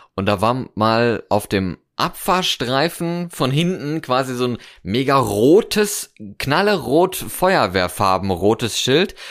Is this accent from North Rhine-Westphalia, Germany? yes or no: yes; North Rhine-Westphalia, Germany; now in Cologne, Germany; aus meiner Heimat, so Westfalen